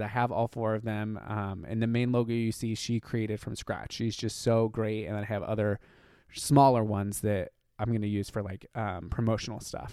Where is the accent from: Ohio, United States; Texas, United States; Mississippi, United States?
Ohio, United States; being gay and growing up in Ohio